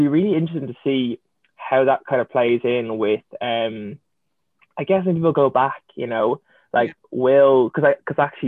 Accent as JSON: {"language": "English", "town": "Dublin", "region": "Leinster", "country": "Ireland", "said": "I'm from Dublin"}